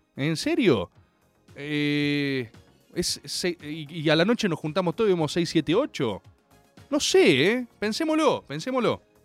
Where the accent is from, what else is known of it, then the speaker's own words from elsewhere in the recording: Argentina; nuestra República Argentina